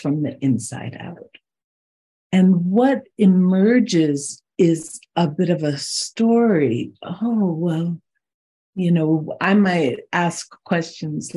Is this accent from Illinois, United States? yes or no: no; Boulder, Colorado, United States; also born or lived in South Dakota; I grew up near Boulder, Colorado